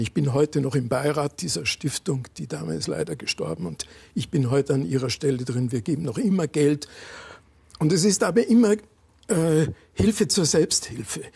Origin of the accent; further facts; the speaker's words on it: Landshut, Bavaria, Germany; also born or lived in Berlin; ich bin in einer alten Stadt aufgewachsen, in Landshut